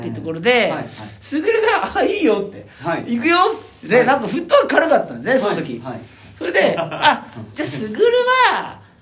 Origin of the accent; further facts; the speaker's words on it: Hokkaido, Japan; now in Tokyo, Japan; 千歳でレンタカー借りて、はいはいはい、うちの実家行って